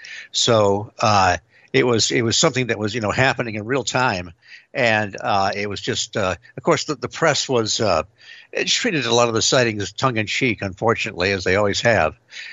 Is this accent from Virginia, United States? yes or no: no; Detroit, Michigan, United States; Well, I grew up in the Detroit area, and this wave of sightings, we were getting reports from places like Ann Arbor, Hillsdale, Dexter.